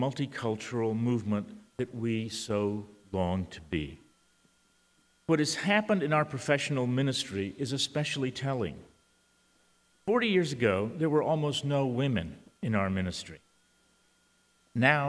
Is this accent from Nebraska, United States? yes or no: no; San Antonio, Texas, United States; first language Spanish; English is a second language; I'm a Latino. I was born in San Antonio and spoke Spanish before I spoke English.